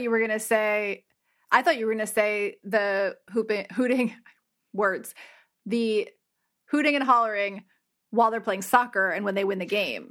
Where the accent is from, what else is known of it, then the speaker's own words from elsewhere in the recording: New Jersey, United States; also born or lived in New Hampshire; I grew up in New Jersey and spent a lot of time in New Hampshire